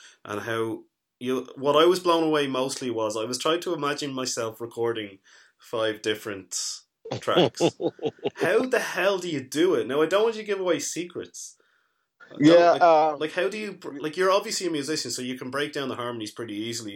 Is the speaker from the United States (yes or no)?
no; Dublin, Leinster, Ireland; I grew up in Dublin